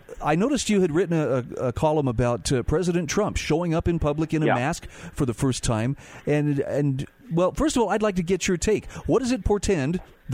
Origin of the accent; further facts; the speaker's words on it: Utah, United States; here in my home state of Utah